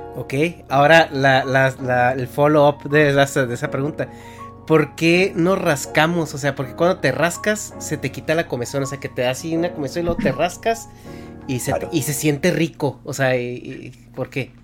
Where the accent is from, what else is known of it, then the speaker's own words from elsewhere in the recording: Mexico; moved away; yo siendo mexicano, cada vez que regreso a mi México